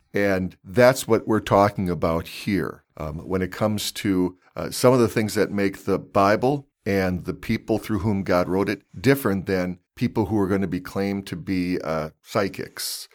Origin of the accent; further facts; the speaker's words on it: California, United States; I played baseball all growing up in California